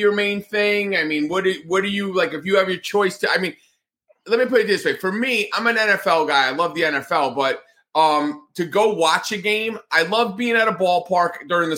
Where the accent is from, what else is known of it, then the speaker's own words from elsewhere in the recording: Northeast, United States; moved away; I grew up in the Northeast